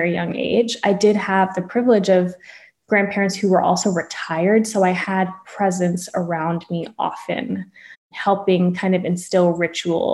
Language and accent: English; Florida, United States; also born or lived in Long Island, New York; people are most familiar with my Florida upbringing